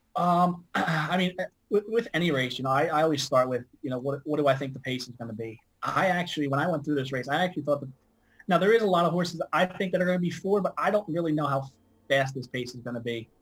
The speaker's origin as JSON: {"language": "English", "town": "Philadelphia", "region": "Pennsylvania", "country": "United States", "said": "I'm from Philadelphia. Uh, I'm pretty much you know, dead between Delaware Park and Philadelphia"}